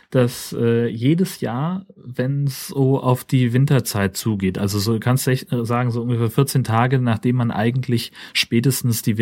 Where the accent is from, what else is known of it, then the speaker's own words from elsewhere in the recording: Schleswig-Holstein, Germany; Das ist so das, worauf man sich als, als äh, Schleswig-Holsteiner berufen kann.